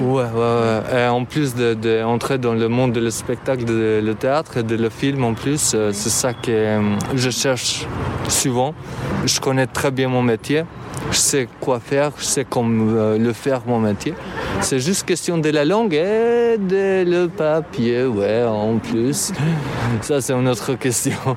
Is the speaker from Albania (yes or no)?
yes; Albania; French is a second language; moved away as an adult; now in France; j'ai 27 ans, je viens d'Albanie. J'ai fini le, master en Albanie